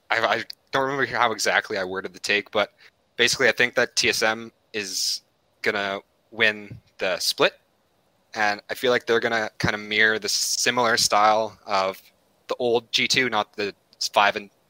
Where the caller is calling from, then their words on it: Edmonton, Alberta, Canada; Edmonton, Alberta, Canada.